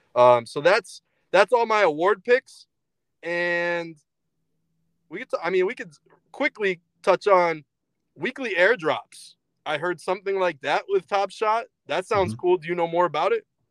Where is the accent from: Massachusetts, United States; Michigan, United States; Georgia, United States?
Massachusetts, United States; Springfield; We grew up in Springfield, Massachusetts